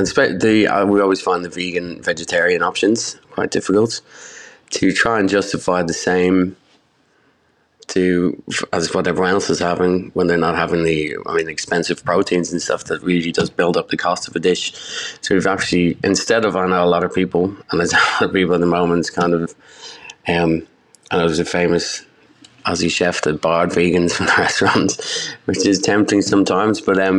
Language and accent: English; Dublin, Leinster, Ireland; I grew up in Dublin.